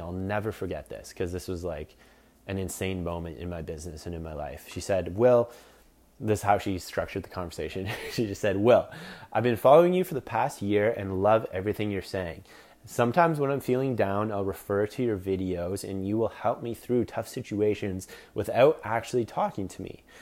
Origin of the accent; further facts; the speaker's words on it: Collingwood, Ontario, Canada; Small town called Collingwood, Ontario